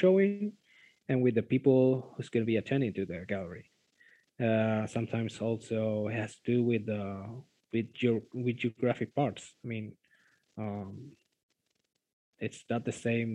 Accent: Argentina; English is a second language; I'm from Argentina

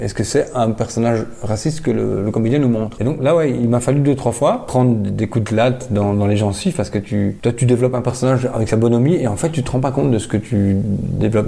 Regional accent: Wallonia, Belgium; je viens de Belgique

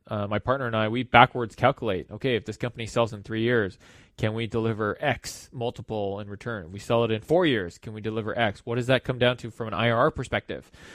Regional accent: Los Angeles, California, United States; I was born and raised in Los Angeles

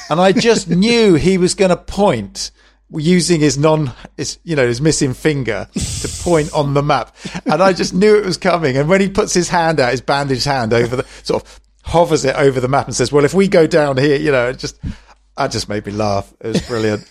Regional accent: England, United Kingdom; we're English.

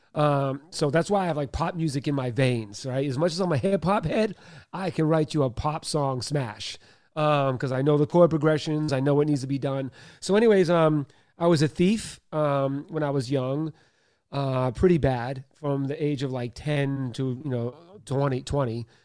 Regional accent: Boston, Massachusetts, United States; I was born in Boston, Mass. Um, single mom, father was an alcoholic, uh, sexually abused for many years, uh, bullied, uh, grew up in Catholic school

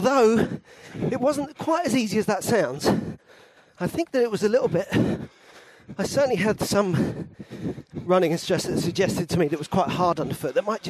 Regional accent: London, United Kingdom; I did feel a bit like I come from London, actually.

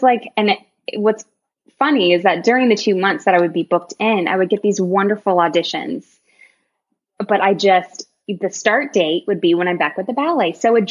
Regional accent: York, Maine, United States; moved away; also born or lived in Texas; I'm originally from York, Maine, like a super small town. And when my dad got a job here, I eventually went to a professional school

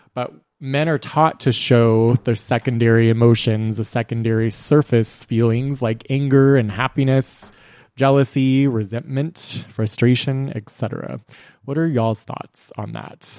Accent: Texas, United States; we are three men who were born and raised in Texas

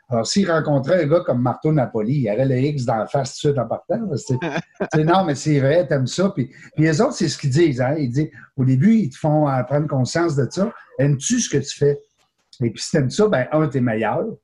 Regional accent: Quebec City, Quebec, Canada; Moi, je suis un gars de Limoilou. Je ne sais pas si on s'en est déjà parlé, mais moi, je viens de Limoilou.

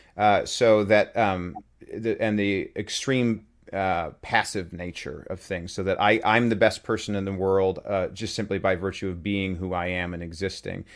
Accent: Utah, United States; moved away; I grew up in Utah, uh, when I was, uh, pretty young

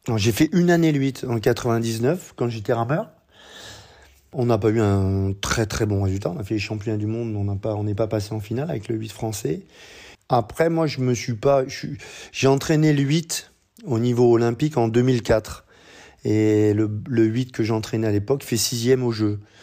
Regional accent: Boulogne-sur-Mer, Hauts-de-France, France; moved away as an adult; also born or lived in Oise / Paris / Lyon; now in Monaco; je suis arrivé tôt à Boulogne-sur-Mer. J'ai grandi à Boulogne-sur-Mer

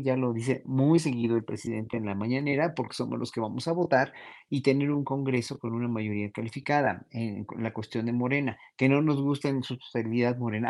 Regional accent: Mexico; nosotros, pueblo mexicano

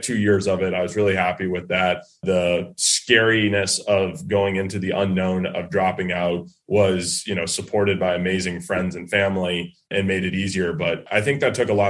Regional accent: New England, United States; growing up in New England

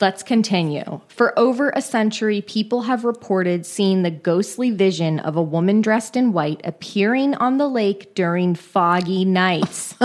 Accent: San Francisco Bay Area, California, United States; my hometown, the San Francisco Bay Area

